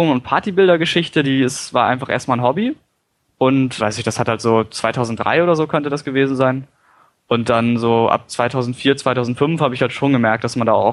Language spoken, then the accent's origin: German; Lüneburg, Lower Saxony, Germany; ich hatte damals eine Website zu meiner Heimatstadt, also Lüneburg.